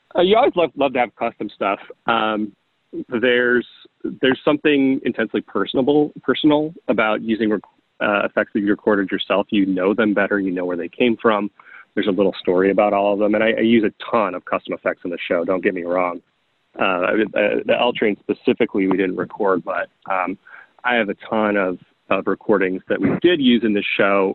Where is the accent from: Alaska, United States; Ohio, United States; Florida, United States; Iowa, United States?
Iowa, United States; moved away; I grew up in the Midwest as well. I grew up in Iowa